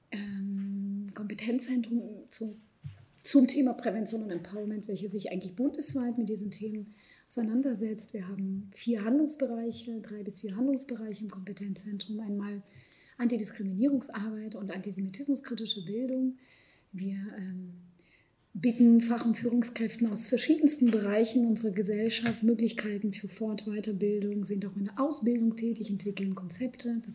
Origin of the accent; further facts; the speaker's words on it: Lviv, Lviv Oblast, Ukraine; born there; also born or lived in Israel; Ich bin in Lemberg geboren. Ich sage auch ganz explizit Lemberg, Lviv und nicht Ukraine. Ich bin dort geboren, dort kommt Teil meiner Familie her